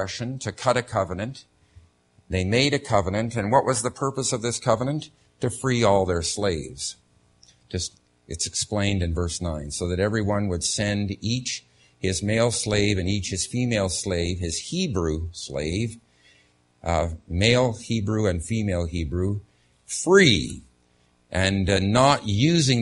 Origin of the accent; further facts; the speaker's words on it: Canada; moved away; as a Canadian